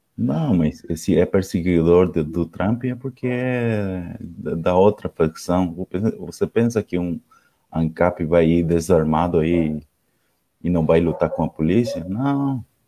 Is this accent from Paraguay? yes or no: yes; Ciudad del Este, Alto Paraná, Paraguay; eu sou do Paraguai, cidade do leste. Fronteira com Foz de Iguaçu.